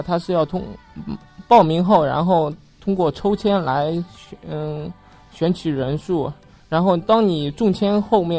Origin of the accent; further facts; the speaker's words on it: Shaoxing, Zhejiang, China; 来自体教幺五幺班的。嗯，我来自浙江绍兴，